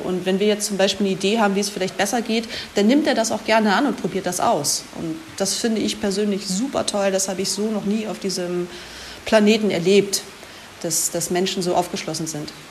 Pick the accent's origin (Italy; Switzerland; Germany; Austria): Germany; moved away as an adult; now in Ecuador; als Deutscher